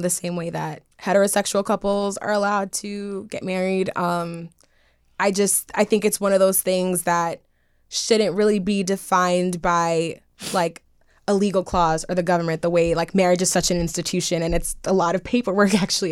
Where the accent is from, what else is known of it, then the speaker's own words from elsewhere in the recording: New York City, New York, United States; moved away as an adult; now in Los Angeles, United States; I'm originally from Brooklyn, New York